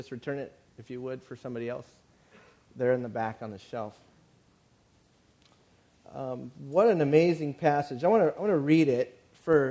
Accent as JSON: {"language": "English", "area": "San Bernardino County", "region": "Southern California", "country": "United States", "moved": "as an adult", "lives_now": "San Luis Obispo, United States", "said": "I was from San Bernardino County"}